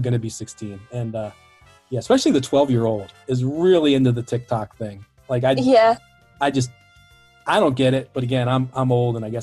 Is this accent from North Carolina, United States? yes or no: no; Baltimore, Maryland, United States; I'm from Baltimore. I'm from Maryland